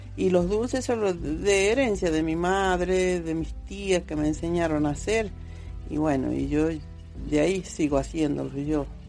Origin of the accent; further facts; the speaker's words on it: Aconquija, Catamarca, Argentina; Soy de Aconquija, nacida y bueno, criada acá